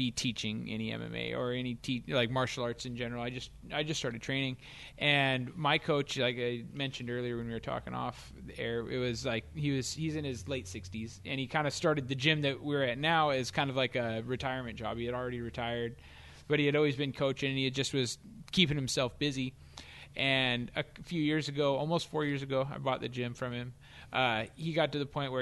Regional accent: Kitsap-Pierce County line, Washington, United States; I grew up, pretty much right on the Kitsap Pierce County line.

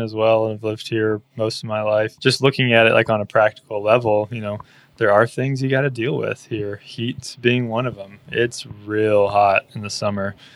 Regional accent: East Texas, United States; now in Austin, United States; I grew up in East Texas

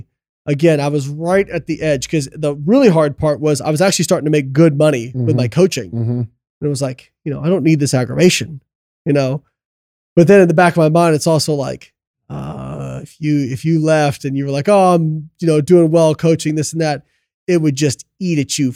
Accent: Midwest, United States; Well, we're both from Midwest, you know what I mean?

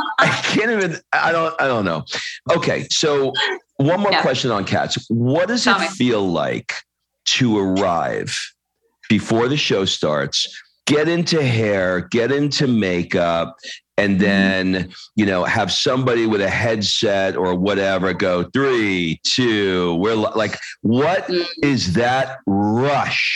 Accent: New York, United States; I grew up in New York

